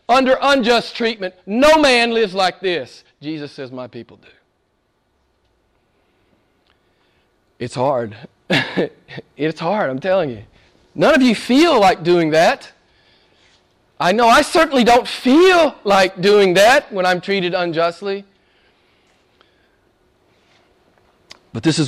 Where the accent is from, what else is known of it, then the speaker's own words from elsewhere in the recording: United States; I'm an American